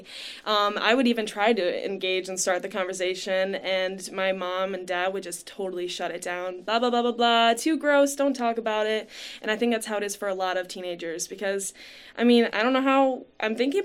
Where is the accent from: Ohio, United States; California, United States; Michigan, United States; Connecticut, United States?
Michigan, United States; Livonia; I grew up in Livonia, Michigan